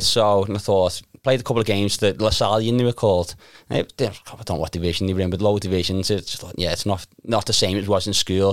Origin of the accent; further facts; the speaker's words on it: Liverpool, North West England, United Kingdom; I grew up in Crocky Park